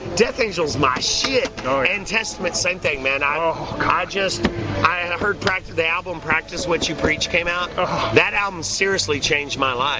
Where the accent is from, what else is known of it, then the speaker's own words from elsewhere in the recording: Clarksville, Tennessee, United States; I was in my hometown of Clarksville, Tennessee, by Fort Campbell Army Base.